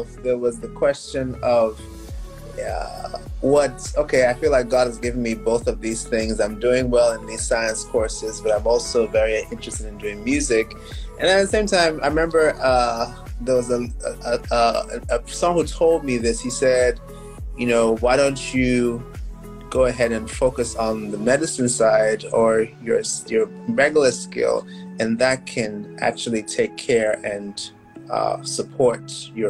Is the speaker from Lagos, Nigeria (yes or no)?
yes; Lagos, Nigeria; moved away as an adult; I'm originally from Nigeria, Lagos, Nigeria. So I was born and raised